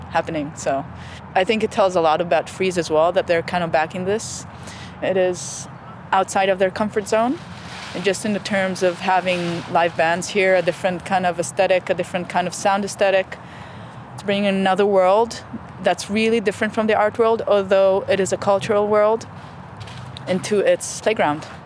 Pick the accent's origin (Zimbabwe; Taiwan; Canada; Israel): Israel; moved away as an adult; Well, I came here from Israel 6 years ago, 2008.